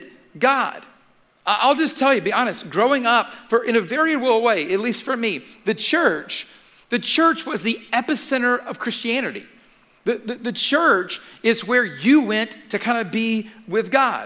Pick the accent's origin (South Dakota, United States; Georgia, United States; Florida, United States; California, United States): Georgia, United States; Atlanta; I grew up in Atlanta